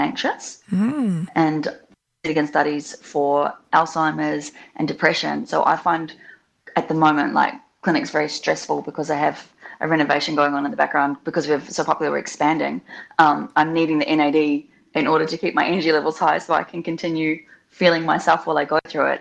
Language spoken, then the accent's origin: English; New Zealand; also born or lived in Australia; now in Melbourne, Australia; I grew up in New Zealand. Um, I have had a, some of my childhood in Australia as well.